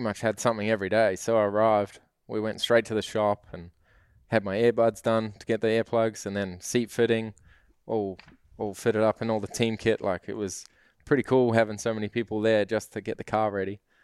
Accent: New Zealand

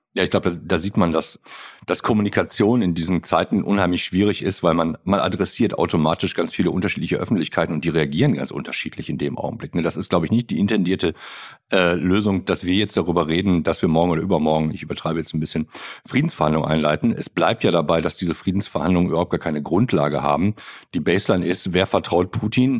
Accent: Germany; als Deutsche

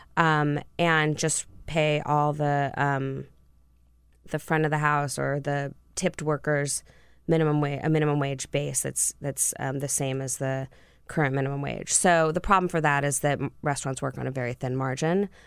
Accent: California, United States; moved away as an adult; also born or lived in Santa Barbara; now in Washington, D.C., United States; I grew up in California

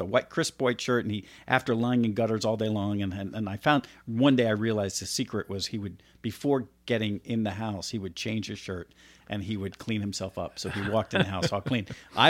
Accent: Florida, United States; also born or lived in New Jersey; I grew up in Florida. Yeah. And Florida was, that was, you know, I was 5 or 6.

